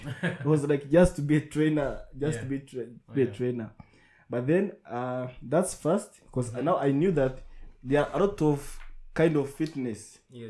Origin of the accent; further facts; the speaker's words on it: Rusizi, Western Province, Rwanda; moved away as an adult; now in Kigali, Rwanda; I'm from Rusizi.